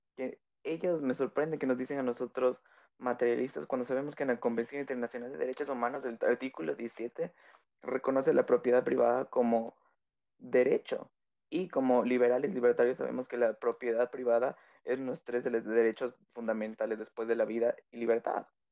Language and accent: Spanish; Quito, Pichincha, Ecuador; soy de Tequito, capitalino